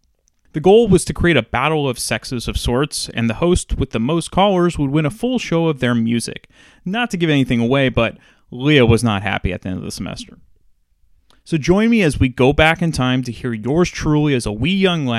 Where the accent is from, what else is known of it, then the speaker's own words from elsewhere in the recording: San Francisco Bay Area, California, United States; being born and bred in the San Francisco Bay Area